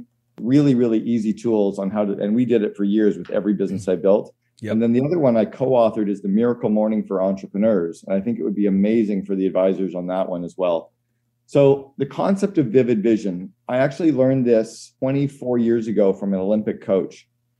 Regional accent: Northern Canada, Canada; And I grew up in Northern Canada. We always had a fire going in the home.

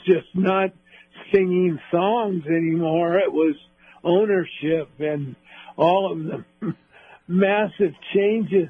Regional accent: Los Angeles, California, United States; we grew up in the South Bay of Los Angeles.

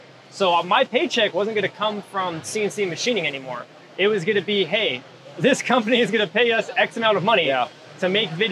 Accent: California, United States; Born and raised in California

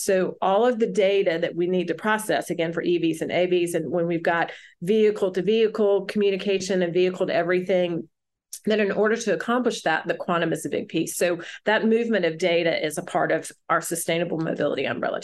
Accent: Alabama, United States; also born or lived in Philadelphia; now in Chattanooga, United States; I'm from Alabama, went back home

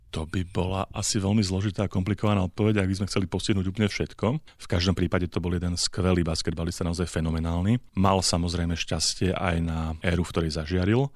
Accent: Pezinok, Bratislava Region, Slovakia; som s ním začínal ako malý chlapec v Pezingu

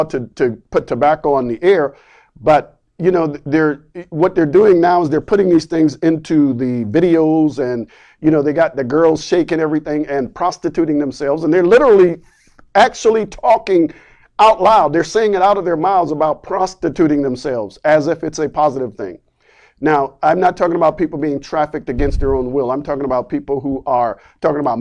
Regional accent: near North Charleston, South Carolina, United States; moved away; North Charleston, South Carolina, which is just literally across the street from my hometown

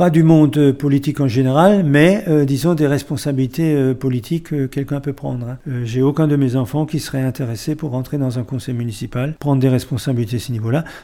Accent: France; sachant qu'on est français, qu'on aime son pays

